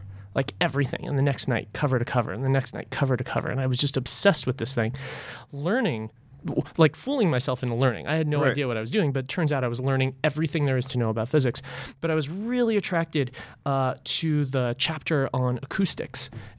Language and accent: English; Los Angeles, California, United States; I grew up in Los Angeles, but then traveled around a lot as I went from failing college to failing college to failing college.